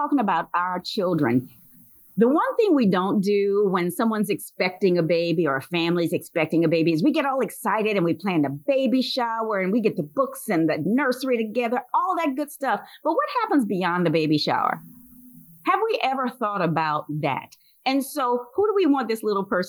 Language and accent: English; Louisiana, United States; moved away; I'm from Louisiana originally